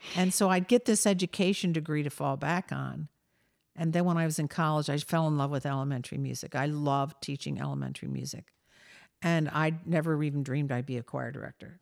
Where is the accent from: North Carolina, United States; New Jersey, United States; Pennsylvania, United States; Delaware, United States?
Delaware, United States; I grew up in Delaware